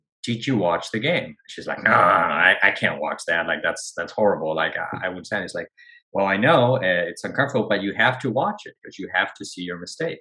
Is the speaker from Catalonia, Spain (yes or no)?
no; Madrid, Community of Madrid, Spain; first language Spanish; English is a second language; moved away as an adult; now in Los Angeles, United States; I was born and raised in Madrid, Spain, but my mom's American, so I always grew up bilingual